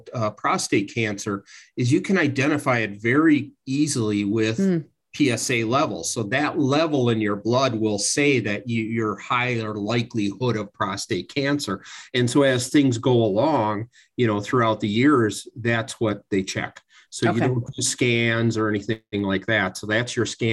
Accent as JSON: {"language": "English", "town": "Milwaukee", "region": "Wisconsin", "country": "United States", "tie": "born or raised there", "also_born_or_lived": "Santa Barbara, California", "moved": "as an adult", "said": "I was born and raised in Milwaukee, Wisconsin"}